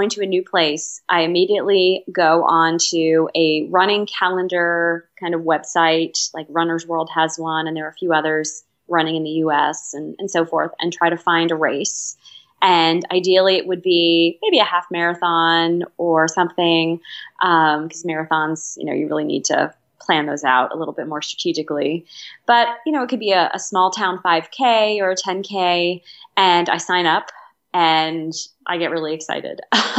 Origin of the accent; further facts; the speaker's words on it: Reading, Pennsylvania, United States; I grew up in Reading, Pennsylvania, which is in southeastern Pennsylvania, kind of near Philadelphia.